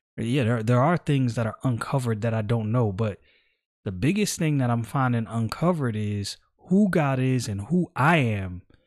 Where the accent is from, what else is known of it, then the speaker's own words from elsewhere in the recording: New York City, New York, United States; now in Florida, United States; I was born and raised in Brooklyn